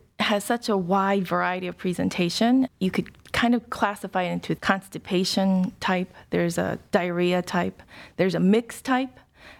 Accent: Ohio, United States; Well, I grew up in a small suburb of Dayton. Did most of my entire education there from probably K through college.

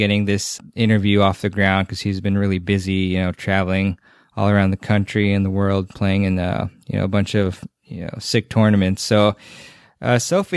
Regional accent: Maryland, United States; from Maryland, actually, which is my home state

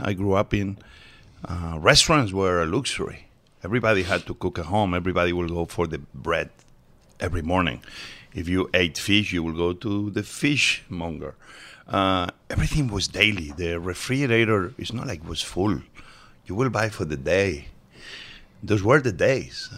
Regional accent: Barcelona, Catalonia, Spain; English is a second language; also born or lived in Mieres, Asturias, Spain; now in United States; I was born in Asturias, but we moved very early on to Barcelona

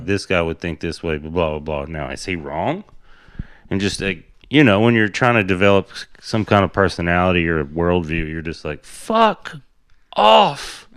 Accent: Tennessee, United States; I grew up in Tennessee on a, like, my grandpa's cattle farm was down the street

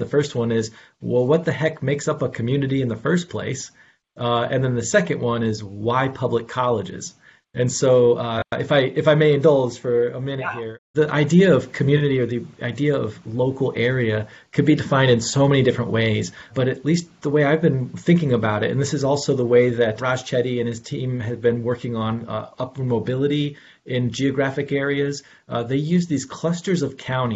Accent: Elkhart, Indiana, United States; moved away; in my home town, Northern Indiana, Elkhart, Indiana, my own personal family experience was caught up in this whole entire idea of education desert.

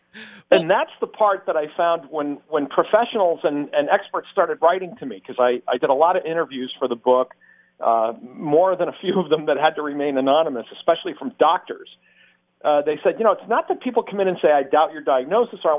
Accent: Massachusetts, United States; moved away; I grew up in Massachusetts

